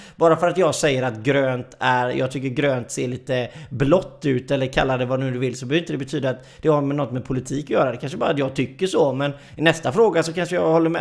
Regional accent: Gothenburg, Västra Götaland, Sweden; jag är ju göteborgare

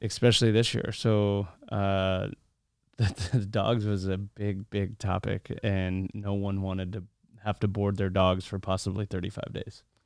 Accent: Los Angeles, California, United States; growing up in Los Angeles

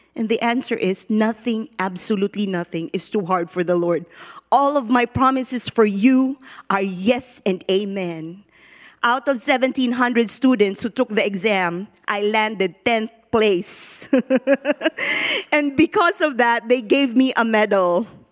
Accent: Philippines; born or raised there; now in United States

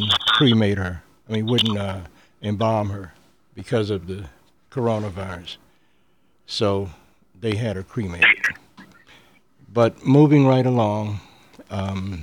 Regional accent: United States; as American Indians

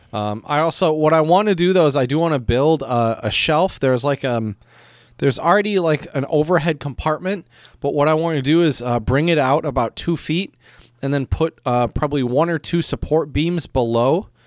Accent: Michigan, United States; now in China; as a Michigander

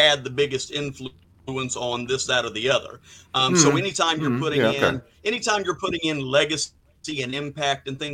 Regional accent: Midwest, United States; I am from the Midwest

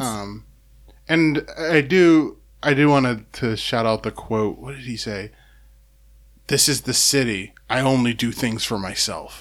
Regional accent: Seattle, Washington, United States; growing up, I didn't have, Seattle was kinda like, it's weird how small Seattle is

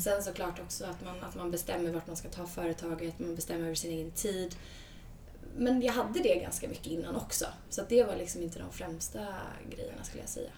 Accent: Sweden; moved away as an adult; also born or lived in United States; när jag kom tillbaka från USA, flyttade hem till Sverige

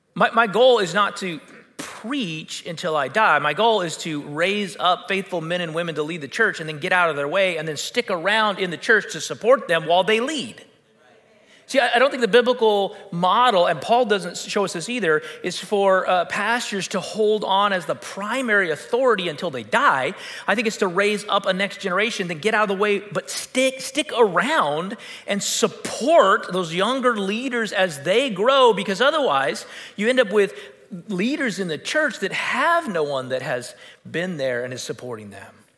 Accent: United States; we're American

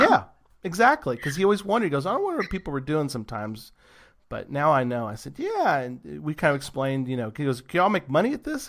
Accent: Texas, United States; I'm from Texas

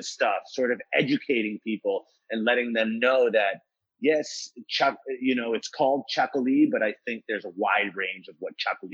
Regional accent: United States; also born or lived in Seville, Spain; I grew up here in the States

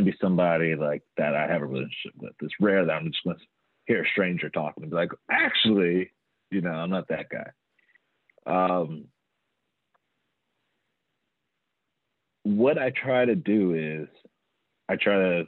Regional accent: Atlanta, Georgia, United States; I did grow up, I'm from Atlanta

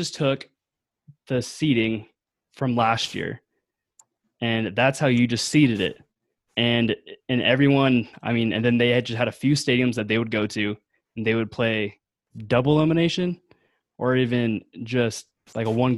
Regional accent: the Northwest, Pacific Northwest, United States; I'm from the Northwest

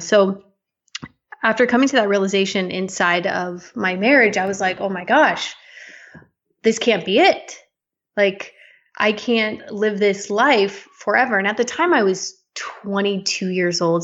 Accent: Las Vegas, Nevada, United States; now in Canada; I was born in Las Vegas, Nevada.

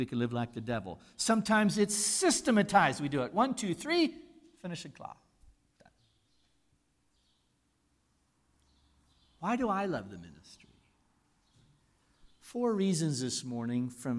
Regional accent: United States; moved away as an adult; now in South Africa; I'm an American

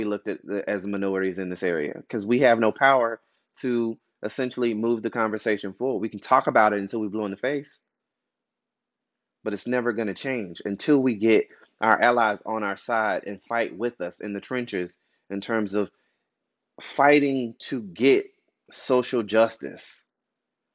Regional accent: Albany, Georgia, United States; I'm from Albany, Georgia.

